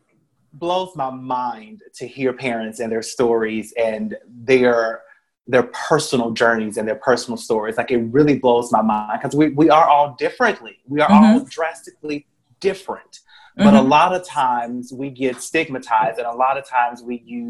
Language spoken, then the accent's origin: English; Memphis, Tennessee, United States; I was born and raised in Westwood. My family is from Marks, Mississippi.